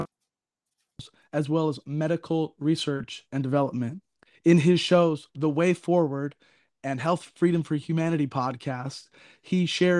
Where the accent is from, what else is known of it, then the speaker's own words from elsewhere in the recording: California, United States; now in Oregon, United States; because I am from Southern California. I currently live in Oregon